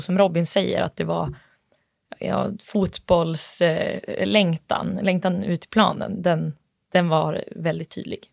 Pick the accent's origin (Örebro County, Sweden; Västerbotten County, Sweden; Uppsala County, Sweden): Västerbotten County, Sweden; Bureå; även jag kommer från Bureå, eller är uppvuxen i Bureå